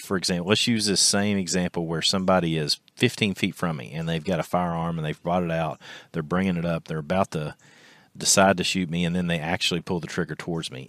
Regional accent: Kentucky, United States; our local high school here in my hometown in Kentucky

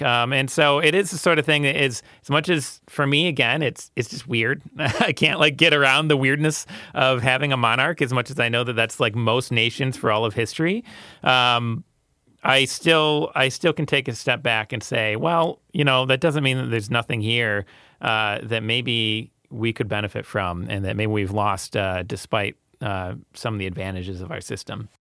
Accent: United States; I'm very American

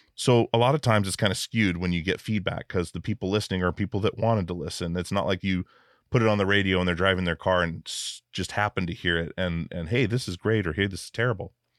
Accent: Alaska, United States; growing up in Alaska where things can kill you at any moment

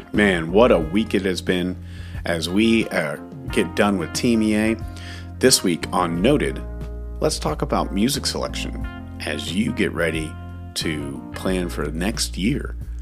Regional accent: Dallas Fort Worth area, Texas, United States; growing up in the Dallas Fort Worth area

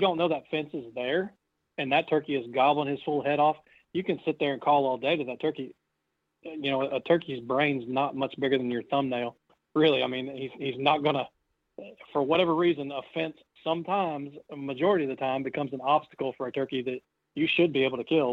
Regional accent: Indiana, United States; moved away; growing up in Indiana, I had uh, about 900 acres of farmland as a kid

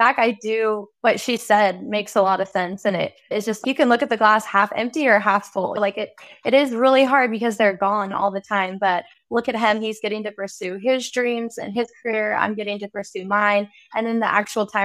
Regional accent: California, United States; also born or lived in Nevada; he was from the state of Nevada and I was from California.

